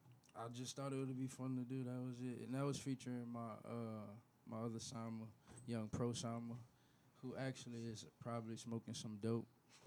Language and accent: English; New Orleans, Louisiana, United States; I'm from New Orleans.